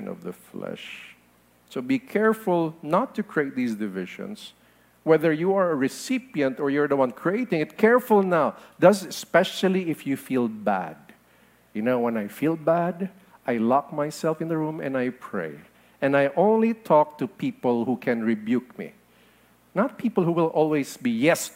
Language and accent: English; Philippines; I am a Filipino